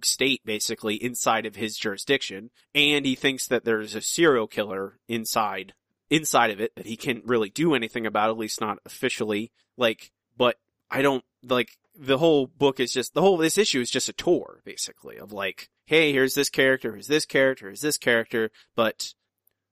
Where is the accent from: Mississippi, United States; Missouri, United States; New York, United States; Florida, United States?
Florida, United States; Ocala National Forest; when I was a child growing up in the Ocala National Forest.